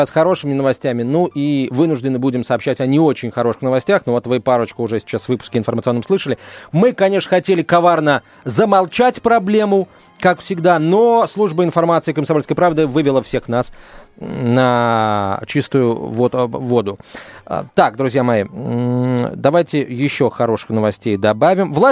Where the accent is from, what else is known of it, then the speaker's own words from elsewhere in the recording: Odesa, Odesa Oblast, Ukraine; Я одессит, и сегодня услышал новость, что правый сектор собирается снести памятник детей Екатерины, который стоит в Одессе уже ну, очень давно